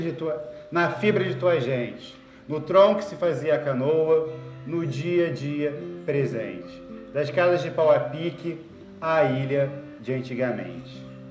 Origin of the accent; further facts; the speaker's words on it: Itaguaí, Rio de Janeiro, Brazil; Muito da minha infância eu passei na Ilha da Madeira, indo nas praias, conversando com as pessoas, ouvindo as histórias de tios e tias